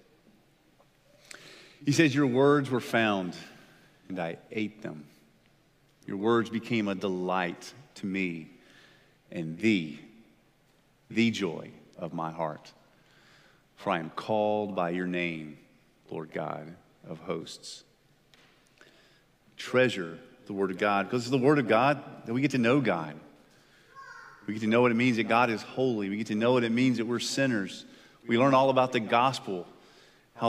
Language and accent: English; United States; as Americans, I believe, as American Christians